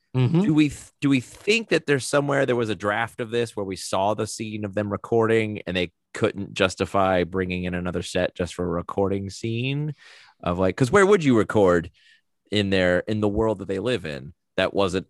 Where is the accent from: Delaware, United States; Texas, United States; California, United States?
Delaware, United States; Wilmington; Mostly. I was born in Wilmington, Delaware. At the age of one, I moved to Wilmington, North Carolina.